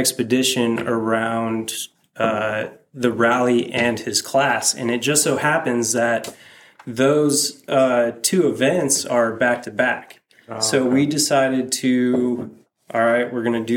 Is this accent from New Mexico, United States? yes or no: yes; Albuquerque, New Mexico, United States; moved away as an adult; now in Tennessee, United States; I'm originally from Albuquerque, New Mexico, and every year before I moved to Tennessee